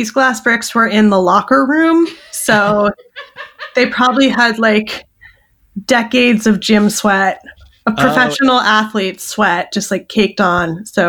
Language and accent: English; Los Angeles, California, United States; My brother and I, we grew up in Los Angeles, and we lived in like Hollywood in the 80s and then the Valley in the 90s.